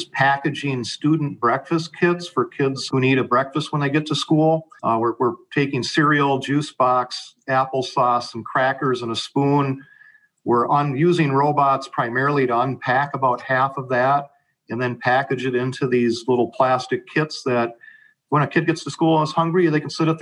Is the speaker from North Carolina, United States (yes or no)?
no; Savage, Minnesota, United States; I was born in Minneapolis, moved to Savage at 4, and grew up in the Savage Burnsville School District